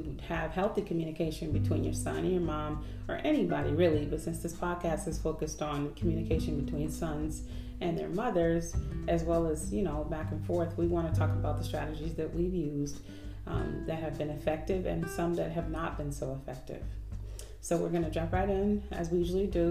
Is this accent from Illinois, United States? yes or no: no; Oakland, California, United States; now in Atlanta, United States; We're in Atlanta now, but we're from Oakland, California